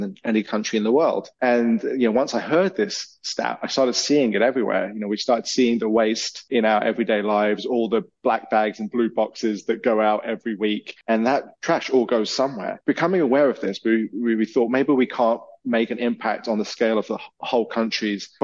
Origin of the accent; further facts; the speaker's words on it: England, United Kingdom; moved away as an adult; now in Canada; I'm not from Canada. I'm from England. You might have guessed from the accent.